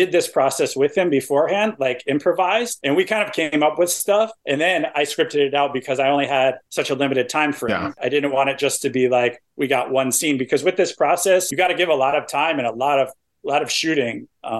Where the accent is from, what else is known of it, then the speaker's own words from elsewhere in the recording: East Coast, United States; I'm from the East Coast, so I appreciate that reference. Like my town is like known for lobster.